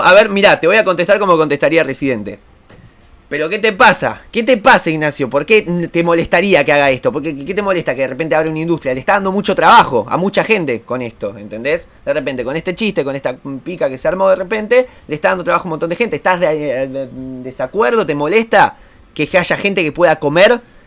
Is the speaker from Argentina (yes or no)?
yes; Argentina; Acá en Argentina